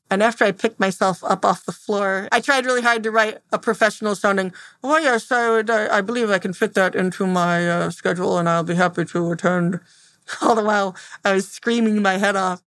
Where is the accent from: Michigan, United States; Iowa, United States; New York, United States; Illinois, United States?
Michigan, United States; Temperance; I'm from Temperance, Michigan